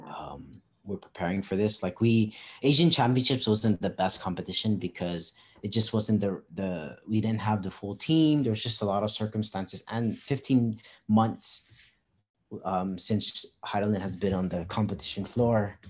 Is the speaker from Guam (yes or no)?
yes; Guam; moved away as an adult; now in Philippines